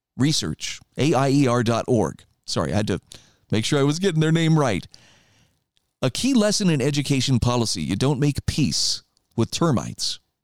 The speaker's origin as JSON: {"language": "English", "region": "Idaho", "country": "United States", "said": "my home state of Idaho"}